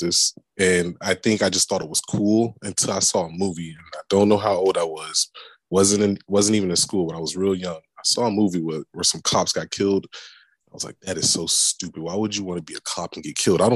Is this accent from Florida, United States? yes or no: yes; Tampa, Florida, United States; also born or lived in Japan / Korea / Washington, D.C. area; I grew up in Tampa. I'm a Florida boy. Grew up in Tampa, born and raised